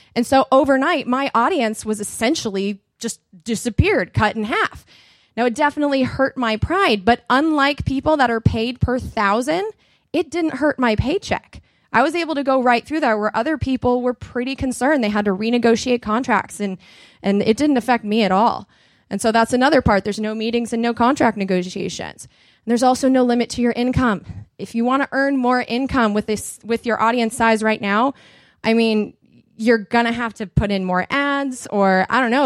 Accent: United States; accent: movie accent; They knew I was American

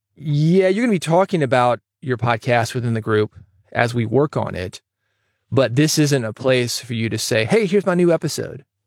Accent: Nashville, Tennessee, United States; growing up in Nashville, around the music industry.

